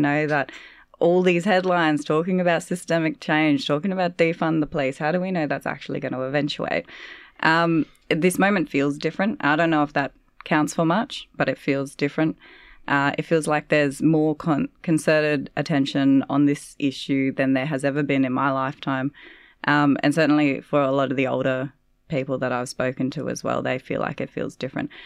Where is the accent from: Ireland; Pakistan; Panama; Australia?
Australia; Northern Territory; moved away; when I was younger, growing up in the Northern Territory, so Walpri country